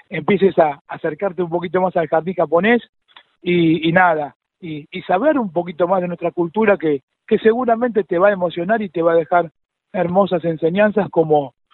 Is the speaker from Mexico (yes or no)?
no; Argentina; yo soy argentino. Eh, mis viejos y mis abuelos vinieron a Argentina